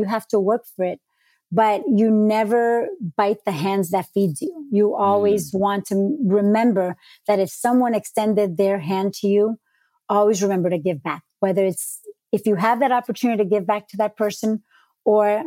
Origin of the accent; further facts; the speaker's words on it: New York City, New York, United States; also born or lived in Colombia; now in Miami, United States; I was born in Queens